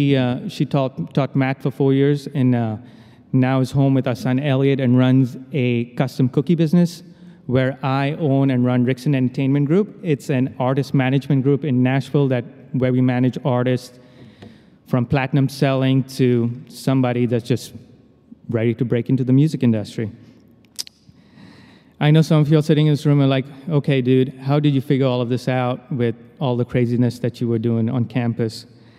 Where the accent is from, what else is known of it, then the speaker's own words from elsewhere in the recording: India; As a phoner, I was really good at it, you know, because I'm Indian.